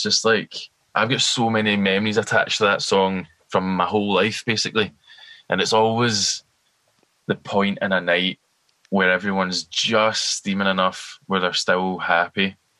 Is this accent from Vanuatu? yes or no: no; Glasgow, Scotland, United Kingdom; as like a fellow Glaswegian of them